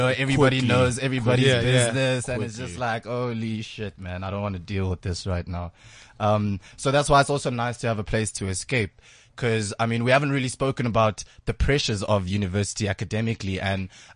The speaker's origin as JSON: {"language": "English", "town": "Johannesburg", "region": "Gauteng", "country": "South Africa", "said": "I'm from Joburg"}